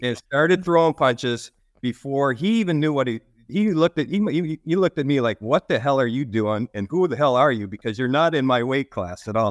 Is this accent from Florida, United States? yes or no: no; Lansing, Michigan, United States; I grew up in Michigan. Uh, I grew up in the Lansing area.